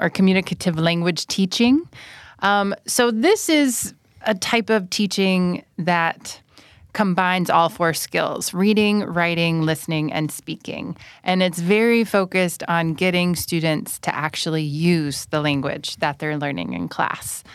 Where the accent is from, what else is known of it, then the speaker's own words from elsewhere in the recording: United States; first language English; moved away as an adult; now in Thailand; I'm from the United States